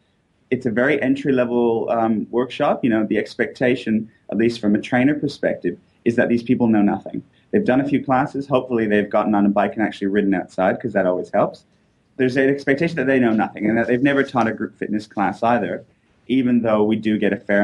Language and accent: English; Canada; also born or lived in United States; now in Australia; I'm actually originally from Canada. I've only been over here for a few years.